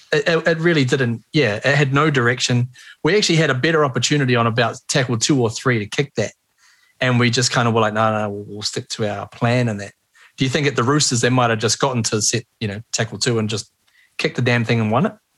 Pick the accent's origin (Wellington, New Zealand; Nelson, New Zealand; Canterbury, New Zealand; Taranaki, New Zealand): Wellington, New Zealand; Johnsonville; we're all from Johnsonville, and our local colours were blue and lighter blue